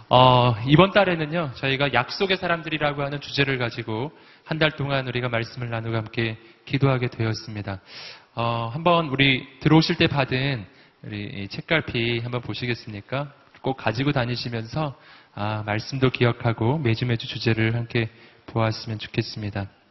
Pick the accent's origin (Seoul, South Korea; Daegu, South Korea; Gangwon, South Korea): Daegu, South Korea; 제가 대구 출신이에요